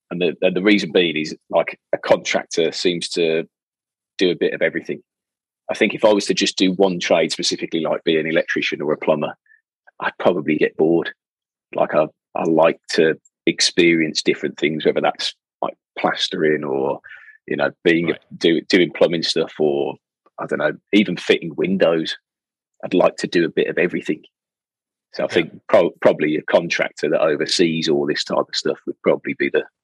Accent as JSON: {"language": "English", "town": "Birmingham", "region": "West Midlands", "country": "United Kingdom", "said": "from Birmingham, so I can't do anybody else's accent."}